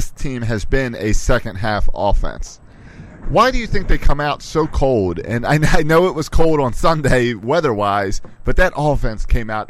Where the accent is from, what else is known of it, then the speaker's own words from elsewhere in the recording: Maryland, United States; I grew up in Maryland.